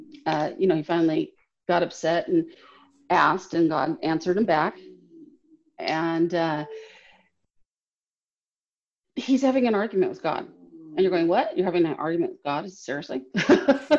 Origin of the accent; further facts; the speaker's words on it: Los Angeles, California, United States; moved away; also born or lived in Orange County; I grew up in Southern California, LA and Orange County